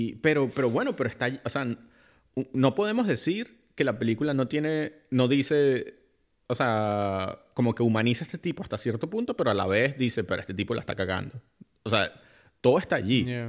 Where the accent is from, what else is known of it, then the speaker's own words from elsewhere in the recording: Venezuela; en mi país Venezuela